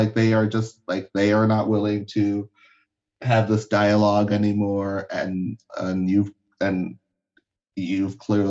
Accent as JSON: {"language": "English", "country": "Liberia", "said": "Because I'm from Liberia, so I don't use the, like, I was born there, so I don't use, like, the phrase African-American, because I'm not."}